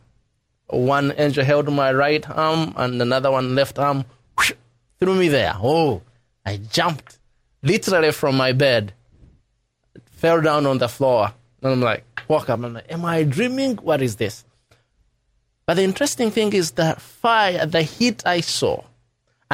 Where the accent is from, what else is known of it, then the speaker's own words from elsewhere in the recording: Kabale, Western Region, Uganda; I was growing up in Kabale